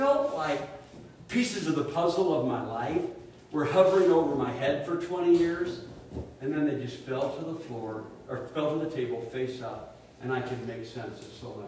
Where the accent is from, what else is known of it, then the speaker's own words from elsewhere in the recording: Portland, Oregon, United States; I was born in Portland, Oregon, 1960